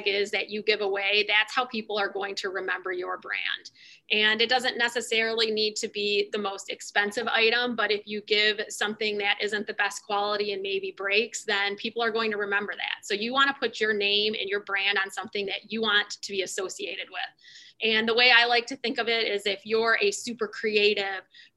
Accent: Detroit, Michigan, United States; We, you know, born and raised in the Detroit area, and our company located just in Melvindale, which is just outside of the city

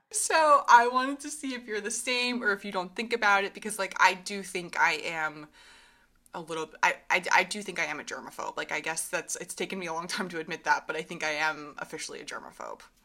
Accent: Vermont and New Hampshire, United States; moved away; when I grew up in Vermont and New Hampshire

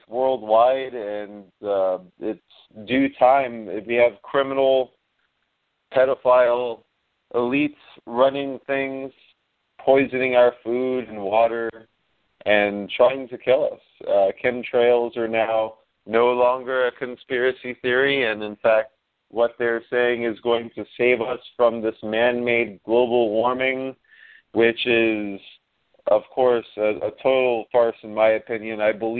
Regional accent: Miami, Florida, United States; We grew up together in Miami. It was just by luck we ended up here in Central Florida together, working together on this new chapter.

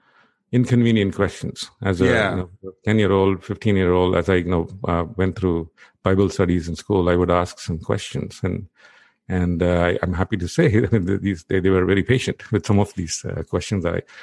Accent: Chennai, Tamil Nadu, India; born there; I was born in India, on the southern part of India, on the East Coast, in a town called Chennai.

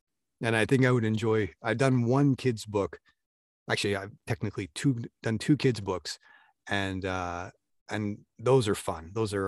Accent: Vancouver, British Columbia, Canada; also born or lived in Canadian Prairies; I'm Canadian, so I'm constantly learning about my accent.

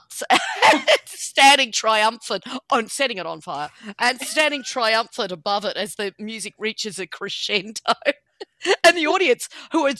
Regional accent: Ballarat, Victoria, Australia; my hometown of Ballarat

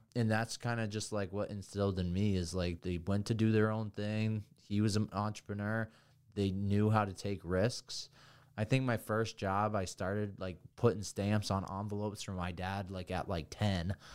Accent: Hamburg, New Jersey, United States; moved away; also born or lived in Vermont; I come from Hamburg, New Jersey

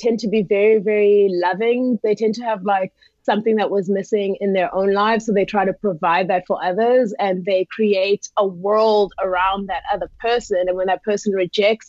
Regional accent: South Africa; I'm from South Africa.

